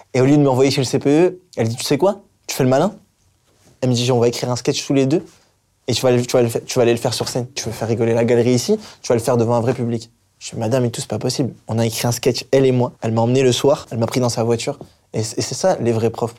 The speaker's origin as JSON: {"language": "French", "town": "Hazebrouck", "region": "Hauts-de-France", "country": "France", "said": "je viens d'Asbrook"}